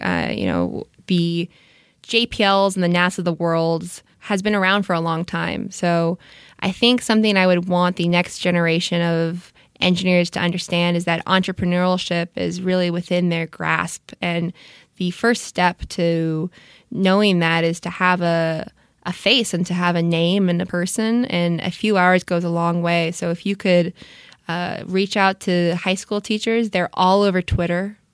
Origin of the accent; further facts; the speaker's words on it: Orange County, California, United States; I grew up in Orange County, uh, so L A proper, not so much, but Southern California has always been my home